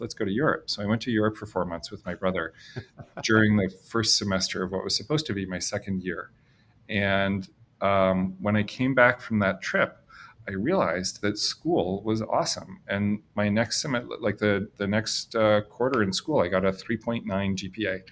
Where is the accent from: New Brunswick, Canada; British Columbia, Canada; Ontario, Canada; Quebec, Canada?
New Brunswick, Canada; Fredericton; now in Boston, United States; I'm Canadian and I grew up in New Brunswick in Canada